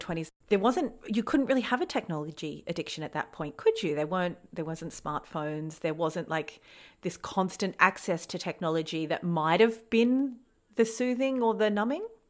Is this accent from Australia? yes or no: yes; Australia; accent: Australian; we record this podcast in Australia, as you can probably hear by our accents. We are both in Australia